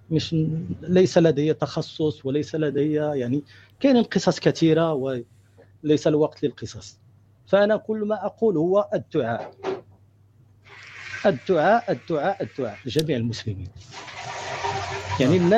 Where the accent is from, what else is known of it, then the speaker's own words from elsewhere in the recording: Morocco; now in United States; أصلي من المغرب وأنا عايش في أمريكا الآن